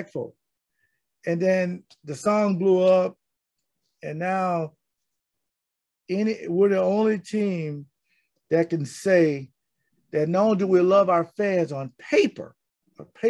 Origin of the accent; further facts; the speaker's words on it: Jacksonville, Florida, United States; moved away; I'm from Duval County